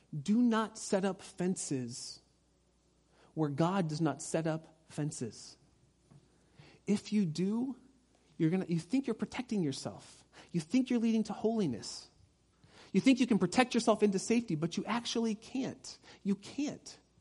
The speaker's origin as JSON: {"language": "English", "area": "Orange County", "region": "California", "country": "United States", "tie": "born or raised there", "said": "I grew up in Orange County."}